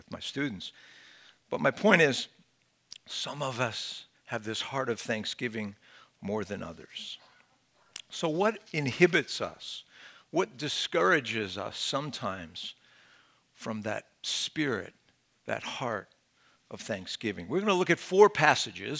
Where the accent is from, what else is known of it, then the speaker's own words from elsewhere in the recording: Philadelphia, Pennsylvania, United States; I'm from Philadelphia